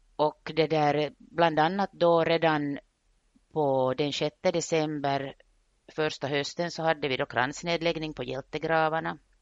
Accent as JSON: {"language": "Swedish", "town": "Vaasa", "region": "Ostrobothnia", "country": "Finland", "tie": "born or raised there", "said": "jag är Vasabo, jag är född och uppvuxen i Österbotten"}